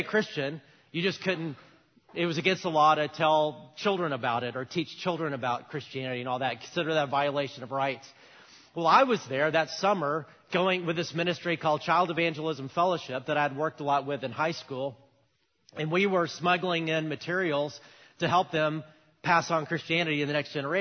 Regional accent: United States; as an American 18-year-old

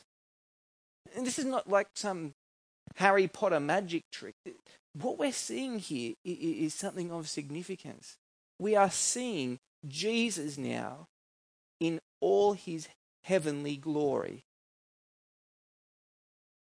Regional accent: New South Wales, Australia; Where I grew up in New South Wales

